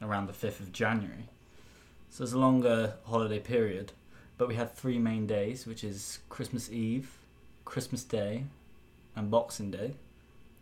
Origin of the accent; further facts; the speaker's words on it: Devon, South West England, United Kingdom; moved away; I'm from Devon in England